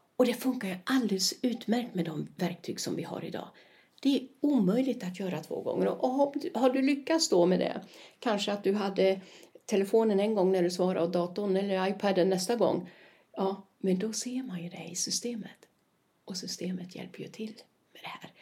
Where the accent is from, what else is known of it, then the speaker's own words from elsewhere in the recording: Sweden; now in Spain; jag är svenska